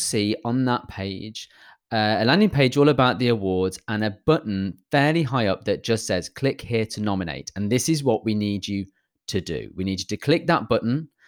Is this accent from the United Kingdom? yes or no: yes; United Kingdom; I'm British